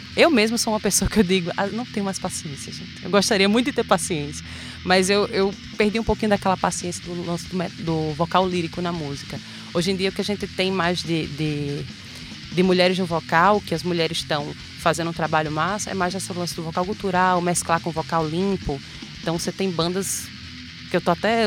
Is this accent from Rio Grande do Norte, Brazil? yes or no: yes; Macaíba, Rio Grande do Norte, Brazil; also born or lived in Natal; now in São Gonçalo do Amarante, Brazil; Sou natural de Natal, mas morei a minha vida inteira em Macaíba.